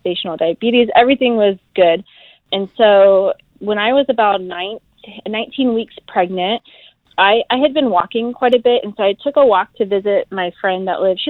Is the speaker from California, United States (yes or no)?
yes; California, United States; moved away as an adult; now in South Carolina, United States; I'm originally from California, but we currently live in South Carolina